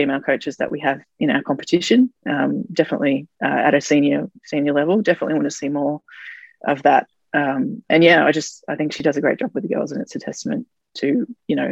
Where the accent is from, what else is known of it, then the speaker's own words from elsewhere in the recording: Brisbane, Queensland, Australia; now in Melbourne, Australia; I grew up in Brisbane